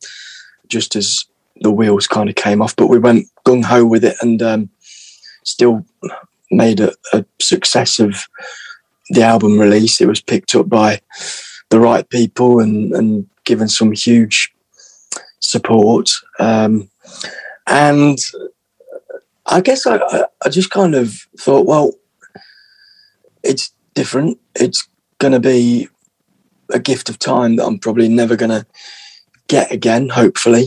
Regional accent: Little Eaton, East Midlands, United Kingdom; also born or lived in North London; now in London, United Kingdom; I am from a village called Little Eaton in the beautiful county of Derbyshire.

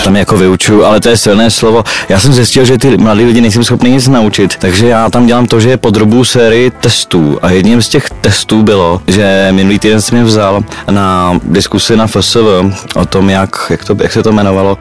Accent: Czechia; my Češi

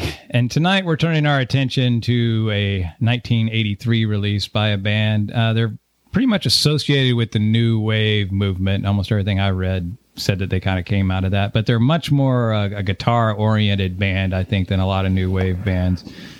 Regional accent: West Texas, United States; now in Austin, United States; And I'm from West Texas.

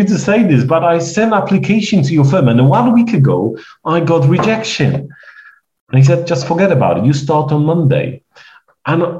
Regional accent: Poland; English is a second language; moved away; my accent, because I'm a stranger, and I'm Polish

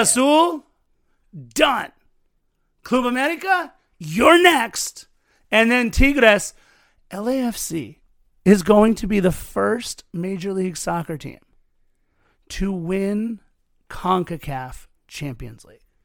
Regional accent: Los Angeles, California, United States; I grew up in Los Angeles

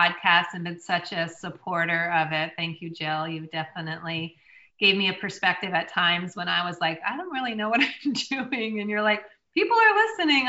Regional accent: the North, United States; I'm from the North

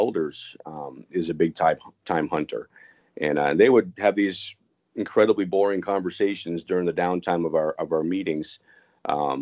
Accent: Concord, New Hampshire, United States; moved away; I grew up in Concord, New Hampshire

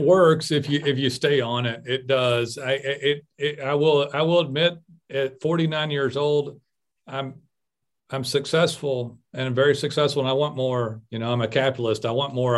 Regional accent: United States; I'm American

